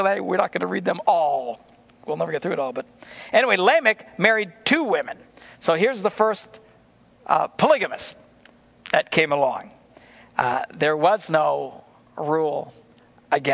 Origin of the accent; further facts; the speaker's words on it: United States; as an American, as just a citizen